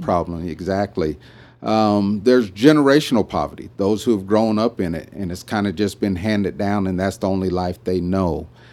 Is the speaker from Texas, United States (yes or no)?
no; Vancouver, Washington, United States; moved away as an adult; also born or lived in Sacramento, California; now in Amarillo, United States; I was born and raised in Vancouver, Washington